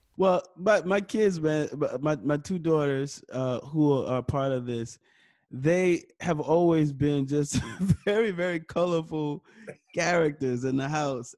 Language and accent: English; New York City, New York, United States; I was born and raised in New York City, uh, Harlem, New York